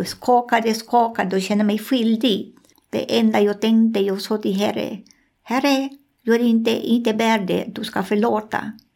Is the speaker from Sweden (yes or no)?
no; Amazonas, Peru; Swedish is a second language; moved away as an adult; also born or lived in Lima, Peru; jag föddes där, jag är därifrån, mina föräldrar var därifrån